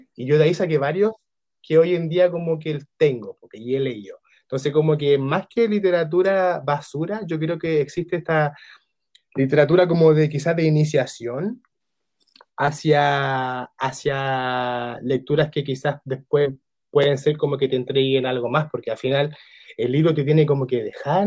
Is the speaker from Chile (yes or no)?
yes; San Bernardo, Santiago Metropolitan Region, Chile; yo igual soy de San Bernardo